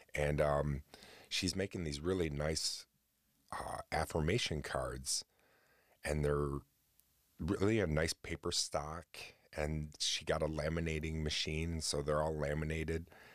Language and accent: English; New Haven, New York, United States; growing up out in New Haven, where I grew up in New York, um, which was a tiny little town